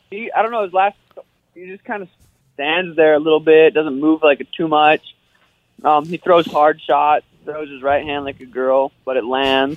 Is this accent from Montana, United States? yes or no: yes; Montana, United States; now in Phoenix, United States; I didn't do shit in Montana. I didn't like I'm Montana's pretty. It was boring, honestly. There's not much there. I was super excited to get to Phoenix